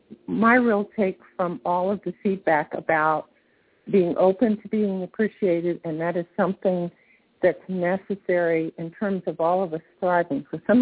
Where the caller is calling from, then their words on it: St. Petersburg, Florida, United States; I'm in St. Pete, Florida.